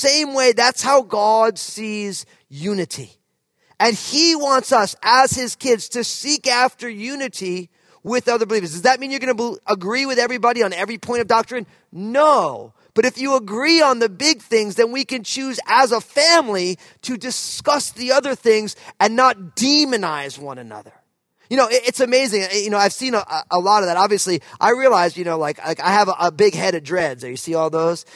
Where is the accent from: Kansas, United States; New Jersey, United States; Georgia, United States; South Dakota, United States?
New Jersey, United States; moved away as an adult; also born or lived in California; now in Pacific Northwest, United States; I was from New Jersey